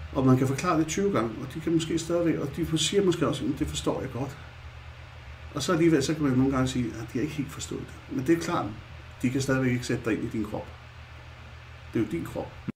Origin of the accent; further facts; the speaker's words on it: Copenhagen, Capital Region of Denmark, Denmark; som I nok kan høre, så er jeg jo født i København. jeg kommer jo inde fra det mørke Nørrebro, Vesterbro.